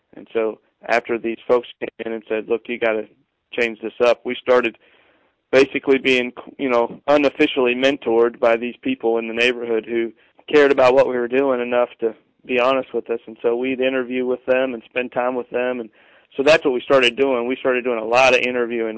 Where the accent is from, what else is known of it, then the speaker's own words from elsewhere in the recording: Arkansas, United States; moved away; also born or lived in Lakeland; I'm from Arkansas originally